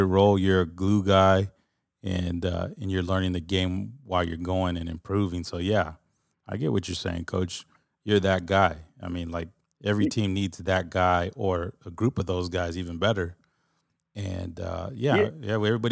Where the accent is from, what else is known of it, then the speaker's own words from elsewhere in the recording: Texas, United States; I'm from Texas